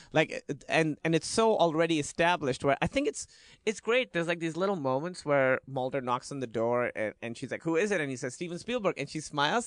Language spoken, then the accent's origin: English; Karachi, Sindh, Pakistan; I grew up in Karachi, Pakistan, which is a big city, but it felt like a small town